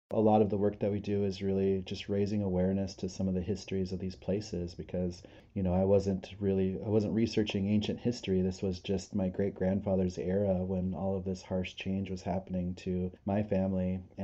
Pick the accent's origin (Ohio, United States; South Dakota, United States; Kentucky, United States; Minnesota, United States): South Dakota, United States; Pine Ridge Reservation; moved away as an adult; also born or lived in Spearfish, South Dakota; now in Minneapolis, United States; I grew up on Pine Ridge Reservation in South Dakota, so I'm actually enrolled with the Oglala Lakota Sioux tribe there. So I spent most of my youth on Pine Ridge Reservation, and I did high school and college in Spearfish, South Dakota